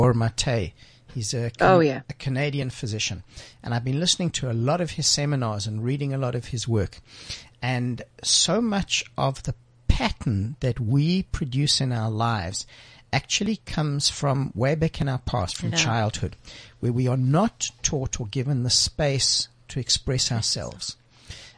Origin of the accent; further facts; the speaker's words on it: Johannesburg, Gauteng, South Africa; I grew up in the Jewish community in Joburg